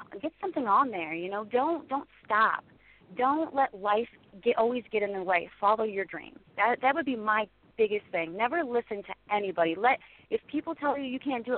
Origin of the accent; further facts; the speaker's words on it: Monroeville, Ohio, United States; I'm from Ohio